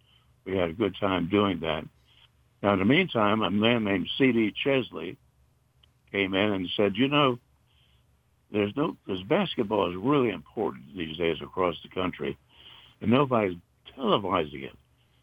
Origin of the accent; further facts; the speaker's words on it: Jacksonville, North Carolina, United States; I'm from Jacksonville, North Carolina."